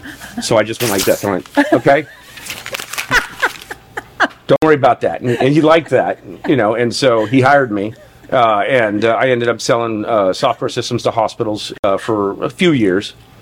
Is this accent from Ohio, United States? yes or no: no; Incline Village, Nevada, United States; So I grew up in Incline Village, Nevada, and. Very small town of permanent residents, I think like 2,500 permanent residents.